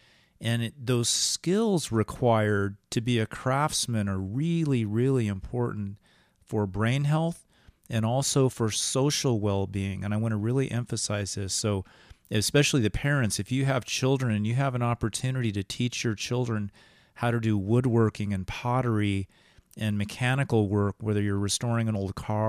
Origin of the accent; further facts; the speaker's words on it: England, United Kingdom; And, you know, we as English people, we've read so much in literature about, you know, the isolated person in nature